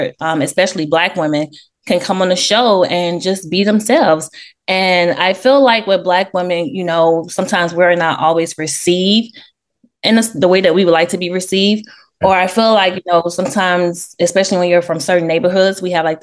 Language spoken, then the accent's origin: English; Memphis, Tennessee, United States; moved away as an adult; also born or lived in New York; I was born in New York, raised in Memphis, Tennessee